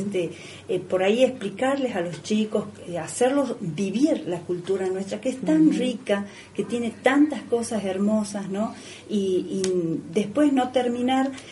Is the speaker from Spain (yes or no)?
no; Argentina; de lo que uno es como pueblo argentino.